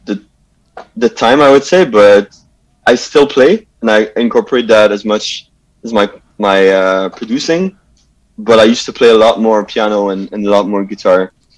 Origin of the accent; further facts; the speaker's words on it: Montreal, Quebec, Canada; I grew up in uh, Pierrefonds, yeah. West Island